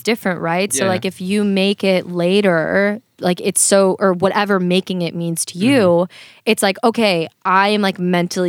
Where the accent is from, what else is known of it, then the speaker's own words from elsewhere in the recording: Florida, United States; now in Los Angeles, United States; I'm originally from Florida. So I lived in Florida my whole life.